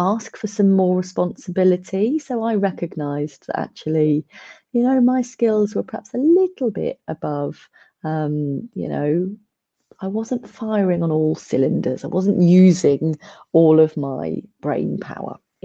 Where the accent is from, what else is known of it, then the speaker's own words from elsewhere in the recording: Milton Keynes, South East England, United Kingdom; I'm originally from the Milton Keynes area